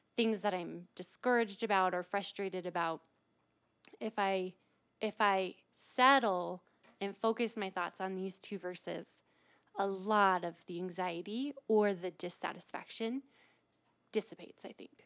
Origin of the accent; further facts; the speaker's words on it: Midwest, United States; moved away as an adult; now in Colorado, United States; I was born and raised in the Midwest, and I moved out here to explore Colorado